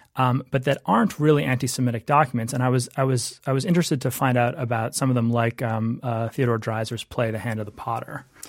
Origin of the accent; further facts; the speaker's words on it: Canada; moved away; I was from Canada